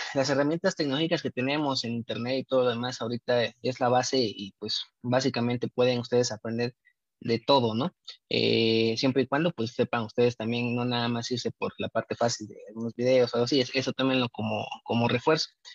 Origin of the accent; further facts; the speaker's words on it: Oaxaca, Mexico; no la tenemos aquí en, este, Oaxaca, en el estado de Oaxaca. Eh, yo soy egresado del Instituto Politécnico Nacional, tuve que irme afuera a estudiar esta carrera